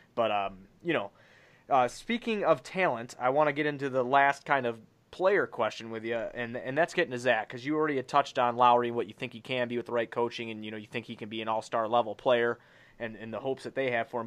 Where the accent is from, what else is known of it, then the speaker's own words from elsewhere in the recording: Blue Island, Illinois, United States; I come from Blue Island, Illinois. I lived in a one-bedroom trailer with my dad